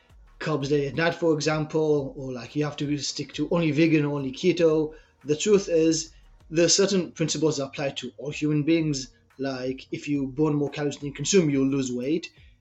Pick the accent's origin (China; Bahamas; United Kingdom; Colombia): China; English is a second language; moved away as an adult; also born or lived in Israel; So as you can probably hear from my accent, I'm from Israel. When I was 6, my family and I moved to China. I grew up there. At 18 years old, I decided to go to Canada